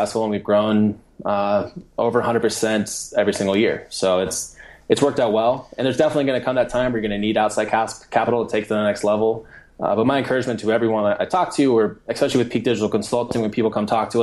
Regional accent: Colorado, United States; now in Indianapolis, United States; I live here in Indianapolis right now. I'm from Colorado

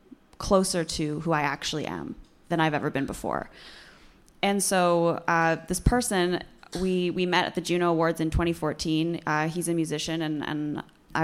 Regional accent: Vancouver, British Columbia, Canada; I'm from Vancouver

